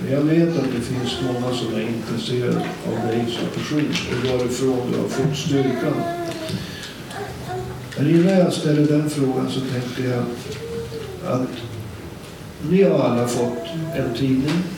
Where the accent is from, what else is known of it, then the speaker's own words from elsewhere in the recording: Umeå, Västerbotten County, Sweden; jag är från Umeå